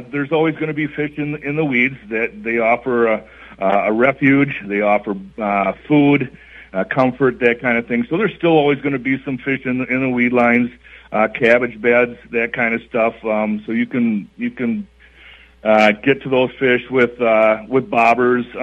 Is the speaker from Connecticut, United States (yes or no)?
no; South St. Paul, Minnesota, United States; moved away; also born or lived in Elk River, Minnesota; South St. Paul, Minnesota, um, from the cities, um, and have opportunities to move north a couple of different times. Lived in Elk River, and then up here it's been kind of a steady push just to move north and uh